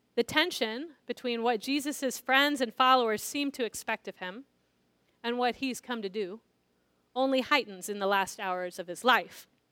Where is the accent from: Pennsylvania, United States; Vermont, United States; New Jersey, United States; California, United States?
California, United States; San Diego; I grew up in San Diego, which is a large military town